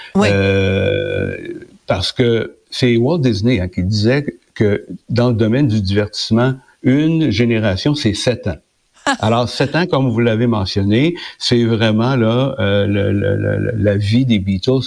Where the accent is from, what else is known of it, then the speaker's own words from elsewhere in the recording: Quebec, Canada; chez nous au Québec